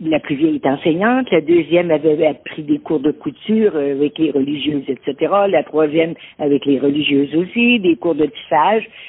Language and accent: French; L'Islet, Quebec, Canada; je suis née à Lille